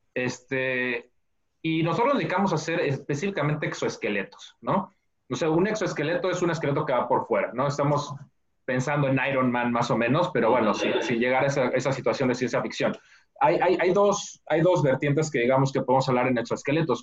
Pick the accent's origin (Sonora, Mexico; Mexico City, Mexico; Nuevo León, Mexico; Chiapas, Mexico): Mexico City, Mexico; now in United States; yo soy mexicano, nací y crecí en, la Ciudad de México